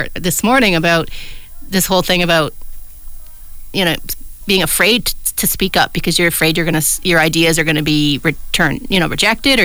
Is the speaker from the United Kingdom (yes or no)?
no; Canada; as a Canadian